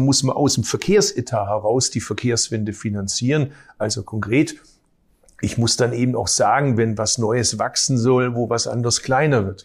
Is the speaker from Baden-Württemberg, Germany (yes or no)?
yes; Baden-Württemberg, Germany; ich komme aus Baden-Württemberg, ich komme aus einer Arbeiterfamilie.